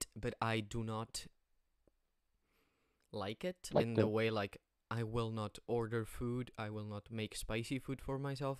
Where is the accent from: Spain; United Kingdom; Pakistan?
Spain; English is a second language; moved away